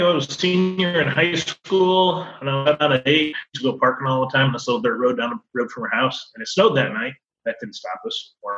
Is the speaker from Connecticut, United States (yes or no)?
yes; Colchester, Connecticut, United States; moved away as an adult; now in Florida, United States; I grew up in Connecticut, a little town called Colchester, 20 miles from everywhere